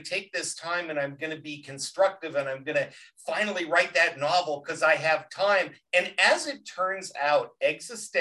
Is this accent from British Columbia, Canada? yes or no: yes; a little town outside Vancouver, British Columbia, Canada; moved away; also born or lived in Chicago; Originally a little town outside Vancouver.